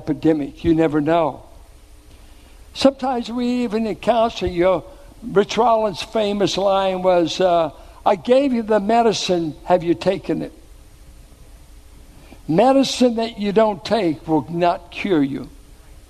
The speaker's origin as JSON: {"language": "English", "town": "Richmond", "region": "Virginia", "country": "United States", "tie": "born or raised there", "said": "where I grew up in Richmond"}